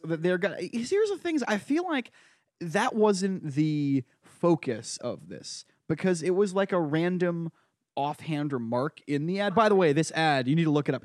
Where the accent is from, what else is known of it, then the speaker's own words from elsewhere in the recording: Brooklyn, Connecticut, United States; now in New York, United States; I went to my hometown local fair